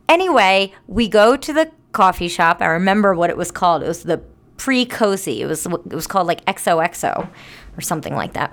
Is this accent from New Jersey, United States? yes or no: yes; New Jersey, United States; I'm from South Jersey